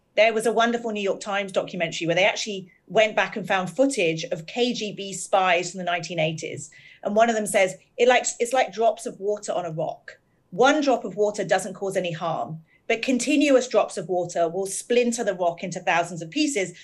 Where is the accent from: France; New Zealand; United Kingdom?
United Kingdom; we're both British